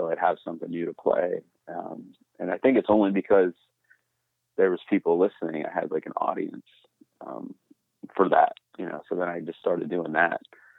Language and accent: English; Texas, United States; also born or lived in Iowa / Minnesota / Pennsylvania; I was born in Iowa and I lived in Minnesota. And then I say I grew up in Texas. It's kind of, Texas and Pennsylvania, probably the main two places, that I lived the longest.